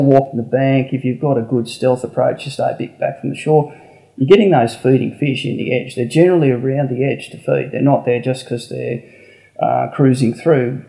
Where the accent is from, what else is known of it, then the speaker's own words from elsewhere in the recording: Canberra, Australian Capital Territory, Australia; I was Canberra born and bred